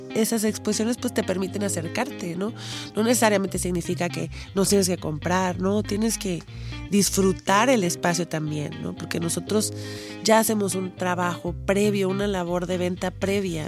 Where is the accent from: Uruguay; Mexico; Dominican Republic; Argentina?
Mexico; Poza Rica, Veracruz; moved away; Yo soy de Poza Rica